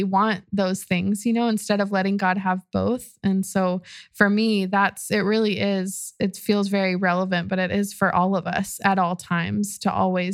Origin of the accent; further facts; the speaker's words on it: Austin, Texas, United States; my family's from Mexico City, but I'm from Austin